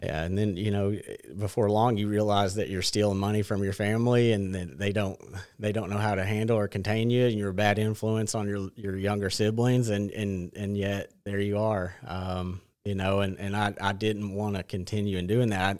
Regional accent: Batesville, Arkansas, United States; I grew up in Batesville

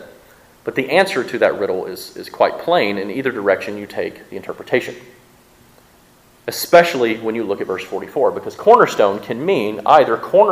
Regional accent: Mississippi, United States; accent: southern; I'm from Mississippi and we can't pronounce those words. But we try and our southern accent just comes through

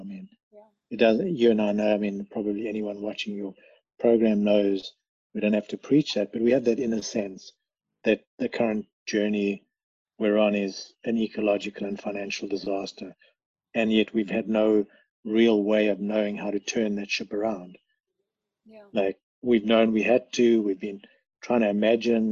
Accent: South Africa; moved away; we come from South Africa

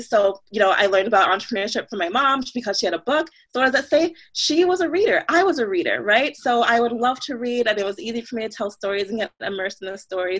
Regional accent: Jamaica; now in United States; I was from Jamaica, um, you know, born in Jamaica, born in a different country, now living in the States

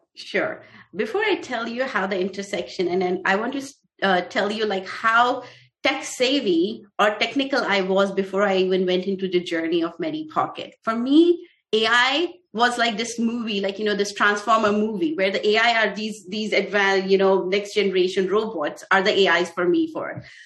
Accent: India; moved away as an adult; also born or lived in Russia; now in United States; I was born in India. I was raised there. I did my schooling there in India.

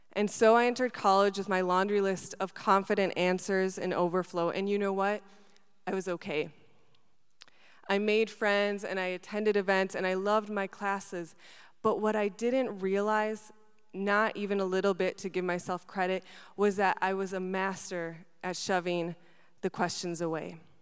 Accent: Wisconsin, United States; also born or lived in Buenos Aires, Argentina; I was born in Argentina and I moved to Wisconsin when I was seven.

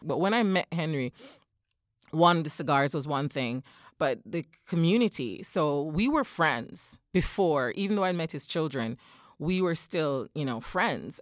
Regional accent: Jamaica; moved away as an adult; now in Japan; I am a native of Jamaica

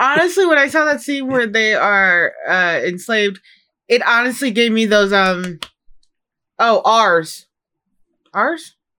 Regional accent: Chicago, Illinois, United States; now in Seattle, United States; growing up in Chicago

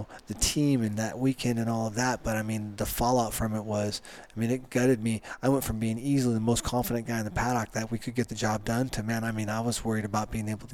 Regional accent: Bend, Oregon, United States; Bend, Oregon's my hometown

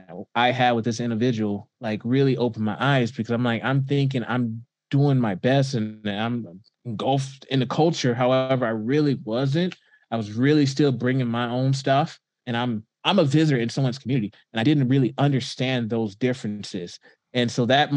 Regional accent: Houston, Texas, United States; moved away as an adult; also born or lived in Alabama / US Virgin Islands; now in Idaho, United States; I grew up in Houston, Texas, and went to school there

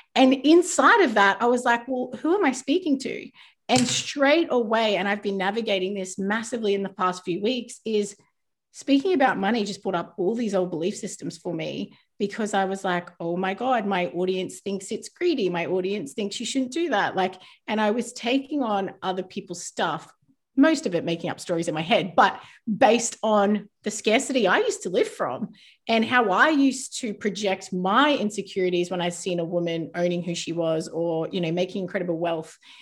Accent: New Zealand; I was born in New Zealand, but I live in quite a small town

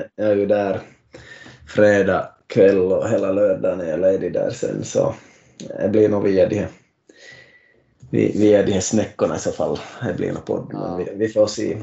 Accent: Finland; Vi är nu tre från Finland

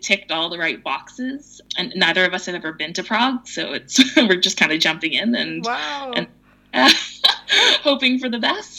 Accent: Vancouver, British Columbia, Canada; We're from Vancouver, which is pretty high cost of living.

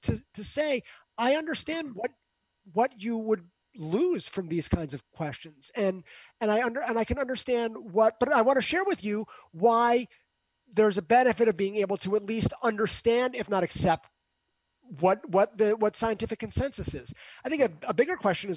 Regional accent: Northeast, United States; I'm from the Northeast. So in the Northeast, I live in an echo chamber.

